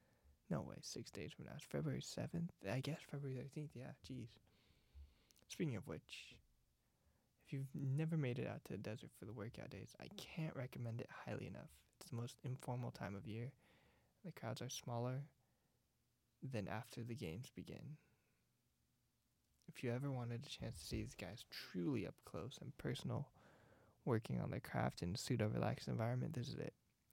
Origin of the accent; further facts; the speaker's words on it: Florida, United States; I grew up in South Florida, and spring training was my thing.